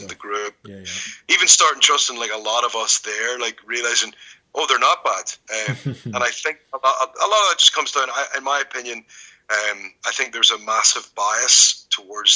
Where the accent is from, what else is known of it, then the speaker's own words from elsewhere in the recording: Ireland; I'm Irish